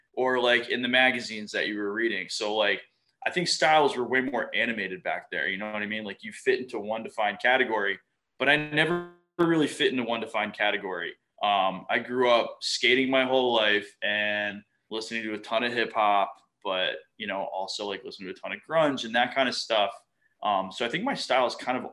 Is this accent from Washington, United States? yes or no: no; Fort Lauderdale, Florida, United States; I grew up in South Florida.